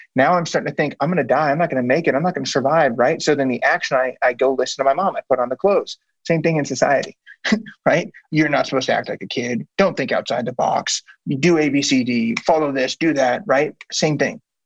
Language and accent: English; Blue Springs, Missouri, United States; So on the Missouri side, there's one called Blue Springs. Grew up there